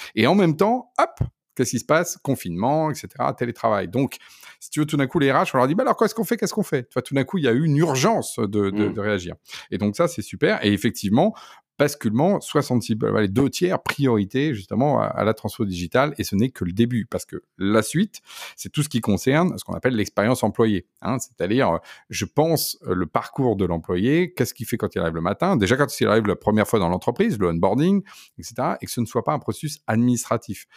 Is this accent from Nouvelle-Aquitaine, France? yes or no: yes; Poitou, Nouvelle-Aquitaine, France; now in Paris, France; je viens de la campagne, je viens du Poitou